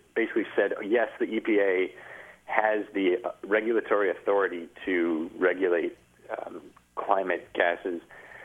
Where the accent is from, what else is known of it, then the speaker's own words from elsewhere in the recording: Kalamazoo, Michigan, United States; growing up in Kalamazoo, Michigan for basically my whole life